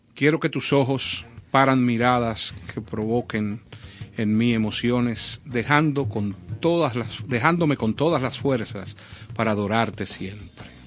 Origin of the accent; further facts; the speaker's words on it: Dominican Republic; nosotros como dominicanos